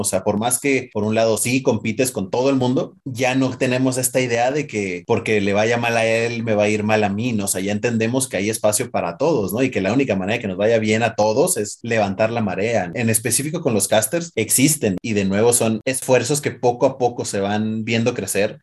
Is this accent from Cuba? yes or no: no; Mexico; somos chiquitos y mexicanos